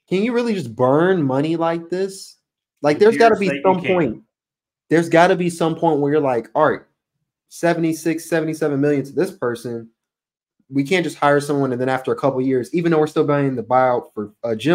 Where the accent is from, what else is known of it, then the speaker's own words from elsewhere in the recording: Charlotte, North Carolina, United States; my hometown